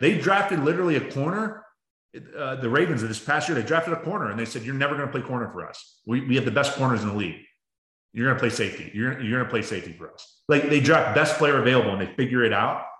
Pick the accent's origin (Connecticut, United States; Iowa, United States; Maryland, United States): Maryland, United States; Baltimore; now in Arizona, United States; I grew up in Baltimore